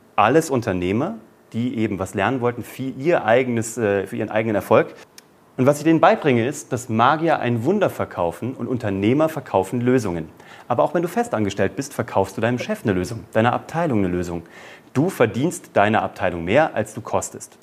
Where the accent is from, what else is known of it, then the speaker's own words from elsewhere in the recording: Kassel, Hesse, Germany; in einer Zauberschule in Kassel, wo ich herkomme